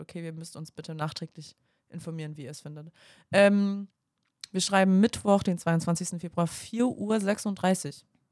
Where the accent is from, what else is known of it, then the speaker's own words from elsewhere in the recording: Ulm, Baden-Württemberg, Germany; ich komme aus Ulm